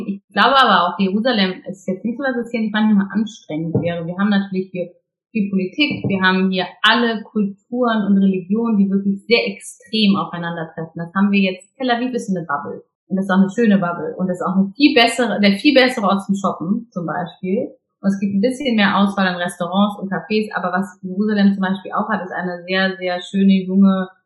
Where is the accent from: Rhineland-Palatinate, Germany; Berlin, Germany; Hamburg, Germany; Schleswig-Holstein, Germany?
Hamburg, Germany; born there; ich bin ja geborene Hamburgerin